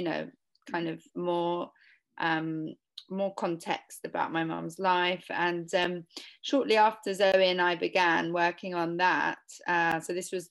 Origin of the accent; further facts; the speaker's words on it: London, United Kingdom; I was born in London in the 80s